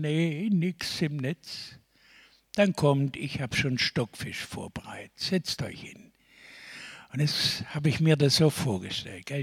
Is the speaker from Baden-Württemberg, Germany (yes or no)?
yes; Stuttgart, Baden-Württemberg, Germany; Ich komme doch aus Stuttgart.